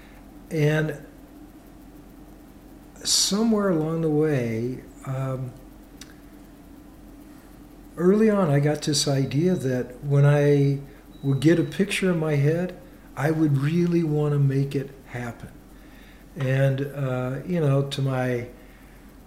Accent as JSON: {"language": "English", "town": "Kansas City", "country": "United States", "tie": "born or raised there", "also_born_or_lived": "Iowa", "moved": "yes", "said": "when I was young, growing up in Kansas City, we lived in a very urban area"}